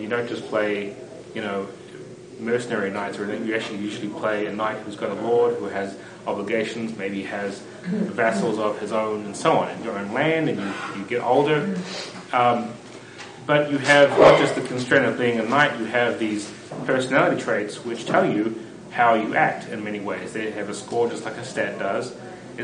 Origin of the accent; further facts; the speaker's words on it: New Zealand; moved away as an adult; now in United States; I grew up in New Zealand